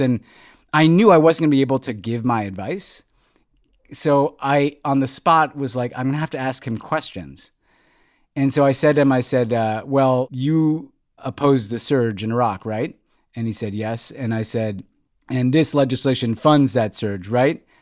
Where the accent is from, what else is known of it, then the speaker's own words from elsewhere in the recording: New York City, New York, United States; moved away as an adult; also born or lived in Houston, Texas; now in Los Angeles, United States; after growing up in New York